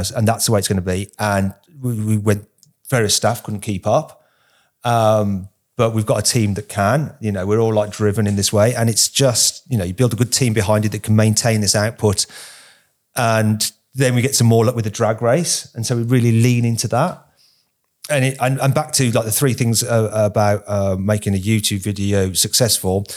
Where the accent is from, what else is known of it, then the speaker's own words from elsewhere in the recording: United Kingdom; us Brits are more used to seeing it